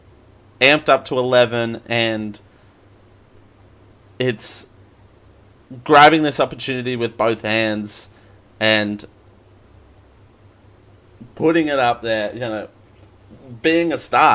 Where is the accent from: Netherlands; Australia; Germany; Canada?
Australia; being Australian